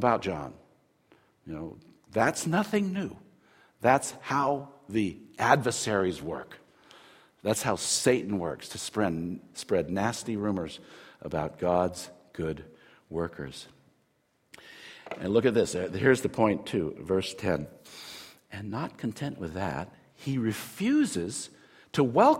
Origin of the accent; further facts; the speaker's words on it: United States; I'm an American